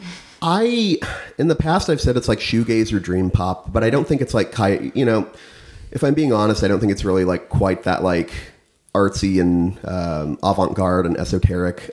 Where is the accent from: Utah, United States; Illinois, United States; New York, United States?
Illinois, United States; central; now in St. Louis, United States; I'm from more central corn and cow country in uh, middle Illinois